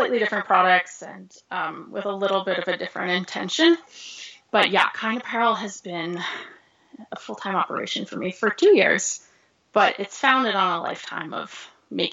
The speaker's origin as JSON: {"language": "English", "region": "Northeast", "country": "United States", "tie": "born or raised there", "moved": "as an adult", "lives_now": "Missoula, United States", "said": "I grew up in the Northeast, so I grew up skiing in Vermont and New Hampshire and Maine"}